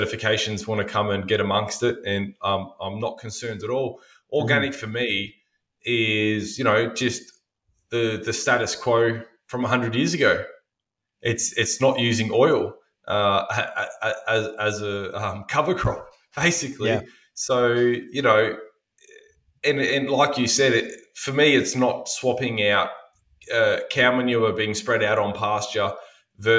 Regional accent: Albury, New South Wales, Australia; my hometown

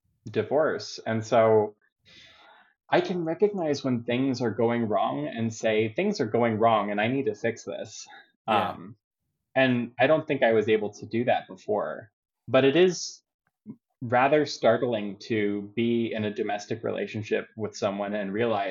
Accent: Baltimore, Maryland, United States; accent: Baltimore; my Baltimore accent

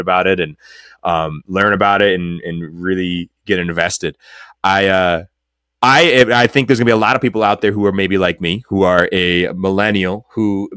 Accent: Rochester, New York, United States; I grew up in Rochester

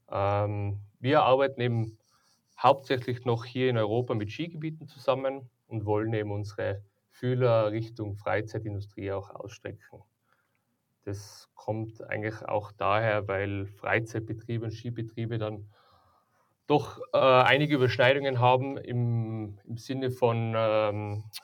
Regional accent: Tyrol, Austria; Ja, also wie gesagt, ähm, ich bin ja aus Tirol, ich komme aus der Tourismusbranche

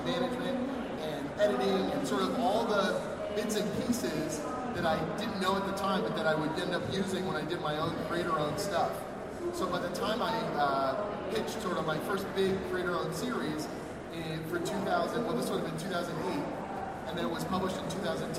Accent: Toronto, Ontario, Canada; I'm from Toronto, Canada

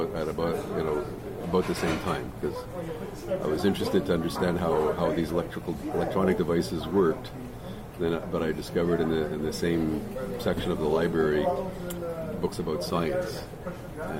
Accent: Montreal, Quebec, Canada; first language English; Here in Montreal, yeah. I grew up in Montreal.

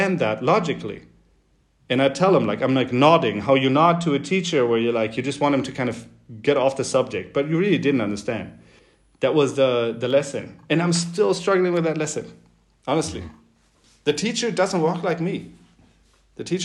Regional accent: Northern Germany, Germany; moved away as an adult; also born or lived in Beijing, China; I'm like, Germany.

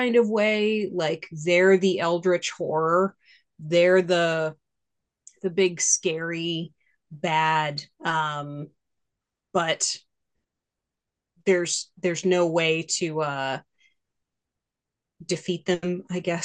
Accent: Maine, United States; Growing up in Maine

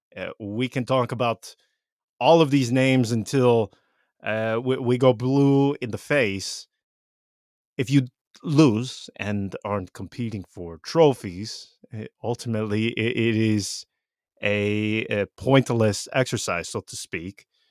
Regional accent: Vicenza, Veneto, Italy; growing up in Vicenza

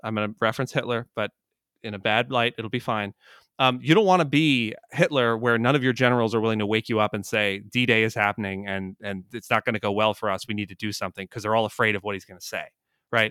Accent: Jersey Shore, New Jersey, United States; I grew up on the Jersey Shore

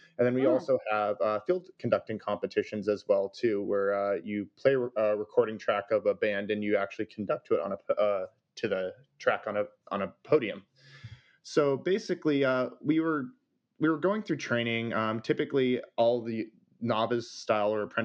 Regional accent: California, United States; I'm from California

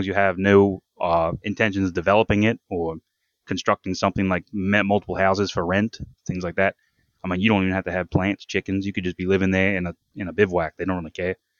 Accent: Tasmania, Australia; moved away as an adult; now in United States; growing up in Tasmania on a cattle farm, they had, uh, sheep as well

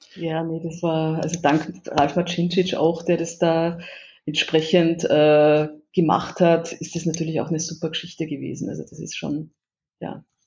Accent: Vienna, Austria; now in Erlangen, Germany; ich als Wienerin

